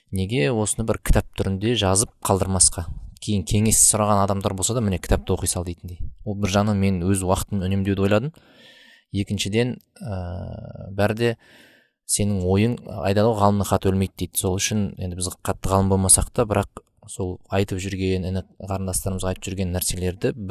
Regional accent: Almaty, Kazakhstan; ә, алматы қаласында туғам туып өскен

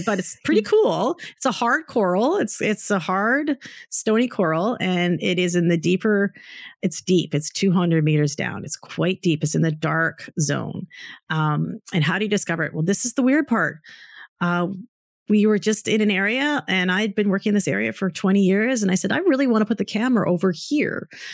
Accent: Calgary, Alberta, Canada; moved away; I grew up in Calgary too

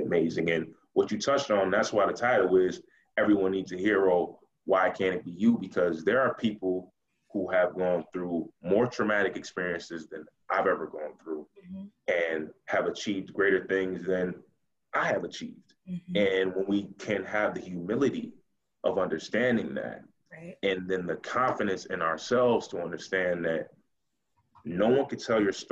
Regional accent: Buffalo, New York, United States; I'm from Buffalo, New York. That's Western New York, which is only about an hour from Rochester

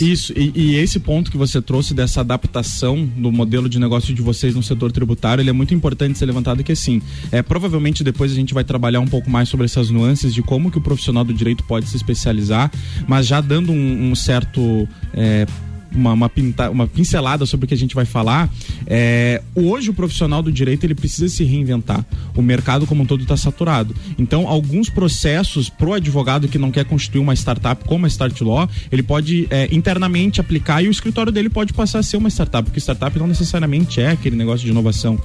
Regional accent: Lages, Santa Catarina, Brazil; moved away; na minha cidade natal

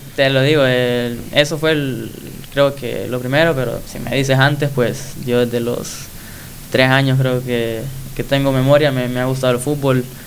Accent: Quimistán, Santa Bárbara, Honduras; soy de Quimistán, Santa Bárbara, creo que ahí di mis primeros inicios en el, fútbol, como niño

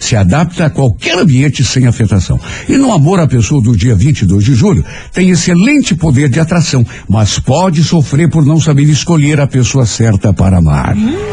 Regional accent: Telêmaco Borba, Paraná, Brazil; Sou de Telêmaco Borba e meu irmão tinha feito isso. Vendeu a casa e voltou para lá.

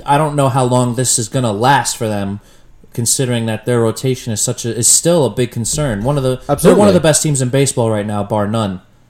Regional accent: New York area, United States; we're from the New York area.

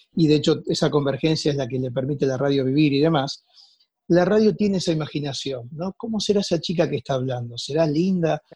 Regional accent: Rosario, Santa Fe, Argentina; moved away; Yo soy de Rosario, estudié en Rosario, nací allí, me crié en un pueblo cercano

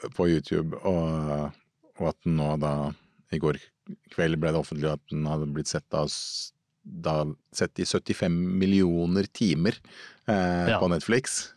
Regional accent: Lørenskog, Akershus, Norway; oppvokst eh, på Fjellhamar eh, i Lørenskog utafor Oslo

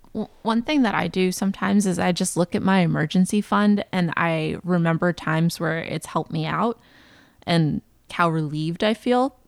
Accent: the South, United States; moved away; I grew up in the South

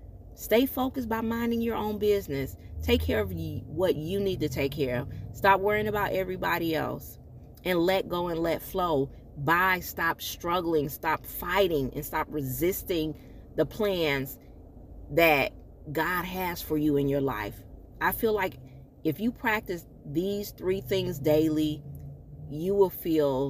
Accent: Michigan, United States; moved away; my hometown, Michigan

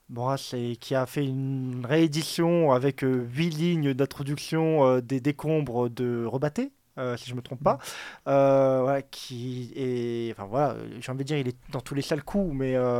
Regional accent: Dordogne, Nouvelle-Aquitaine, France; je viens de Dordogne, donc j'ai été à la préfecture de Périgueux

